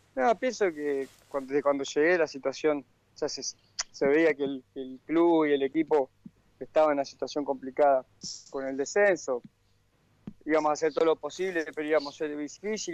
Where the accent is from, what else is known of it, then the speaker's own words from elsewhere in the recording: Acebal, Santa Fe, Argentina; moved away; yo tengo mi, domicilio en, mi pueblo, ¿no? En Aceval, en Santa Fe